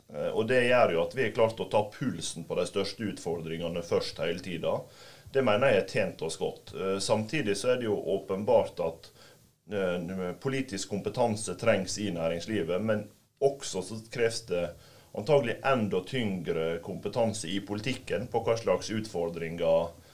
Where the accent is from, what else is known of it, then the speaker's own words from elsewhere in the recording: Volda, Møre og Romsdal, Norway; jeg satt eh, i kommunestyret hjemme i Volda